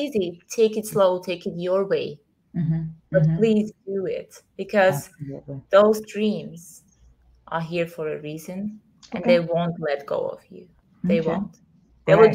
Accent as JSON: {"language": "English", "region": "Vienna", "country": "Austria", "tie": "born or raised there", "moved": "as an adult", "lives_now": "Greece", "said": "So I left my hometown. I left the society I was trying to live. Where? Vienna, Austria, in Europe."}